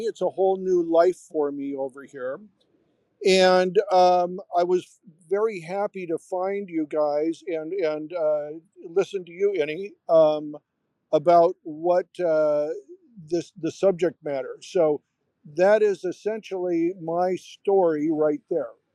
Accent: United States; moved away as an adult; also born or lived in Hollywood; now in Sinop, Turkey; I'm an American who worked in Hollywood for 30 years, and I now live on a in, on the Black Sea in a small fishing town called Sinope

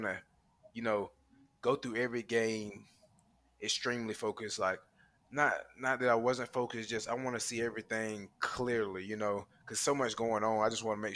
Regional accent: Fitzgerald, Georgia, United States; I'm from Fitzgerald, Georgia

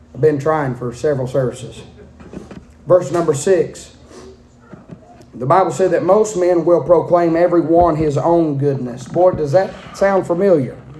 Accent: United States; I'm a redneck from Gatlin, dressed up in a suit

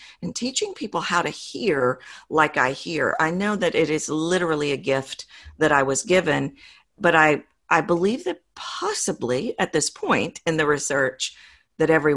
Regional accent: the South, United States; accent: Southern; I'm from the South, as your audience has probably figured out from my accent.

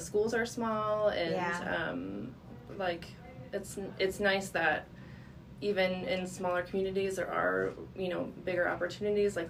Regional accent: Sartell, Minnesota, United States; moved away as an adult; also born or lived in Morris, Minnesota / Cloquet, Minnesota; now in Clarkfield, United States; I grew up in Sartell, and so I was born and raised there

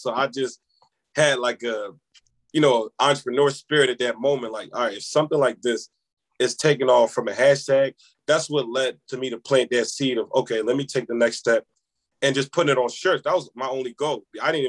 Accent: Senegal; I'm from Senegal, by the way. So last year, I also went back home to Senegal. We was able to feed 1,000 people in my village back home.

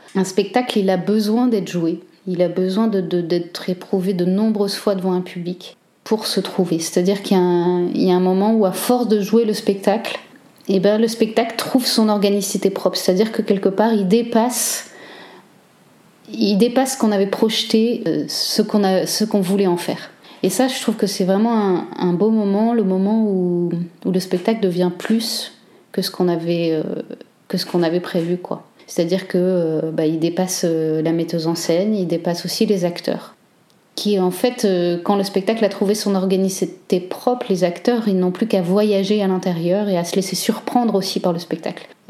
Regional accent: Cambrai, Hauts-de-France, France; moved away as an adult; also born or lived in Liège, Belgium; now in Belgium; je suis française, je viens du nord de la France, de Cambrai plus exactement

